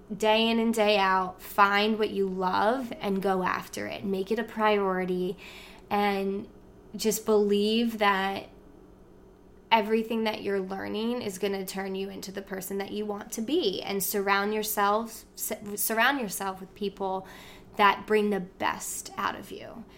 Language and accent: English; New Jersey, United States; we lived, we grew up in South Jersey